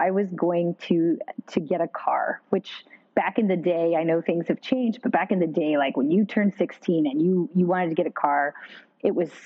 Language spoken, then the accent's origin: English; Pacific Northwest, United States; I grew up in the Pacific Northwest, and we've got some great mountain ranges.